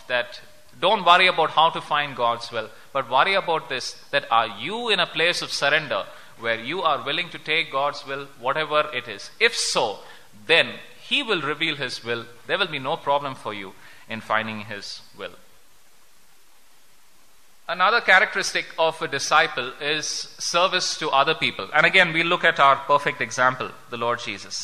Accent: India

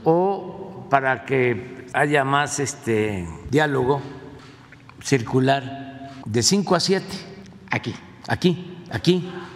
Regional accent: Tepetitán, Tabasco, Mexico; de la maestra Guadalupe Antonio allá en mi pueblo, en Tepeitán, que me daba sexto grado

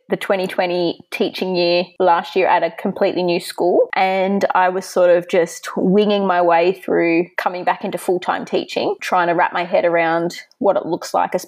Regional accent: Sydney, New South Wales, Australia; I'm from Sydney, Australia

